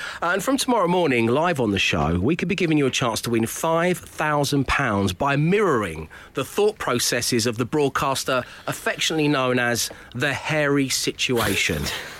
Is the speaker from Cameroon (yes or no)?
no; South East England, United Kingdom; I'm from Buckinghamshire.